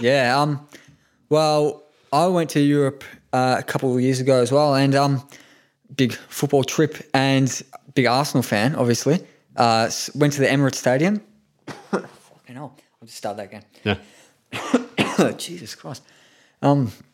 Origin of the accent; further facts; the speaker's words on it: Japan; now in Australia; I was born in Japan, obviously, went back a few years ago